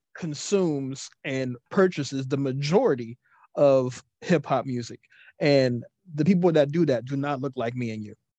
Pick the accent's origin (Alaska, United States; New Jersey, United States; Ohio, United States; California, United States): Ohio, United States; Cincinnati